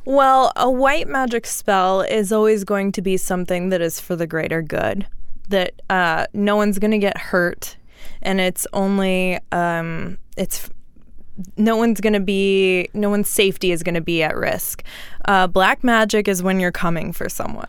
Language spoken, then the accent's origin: English; Houston, Texas, United States; I grew up in Houston. Well, like, southeast of Houston, like, swampy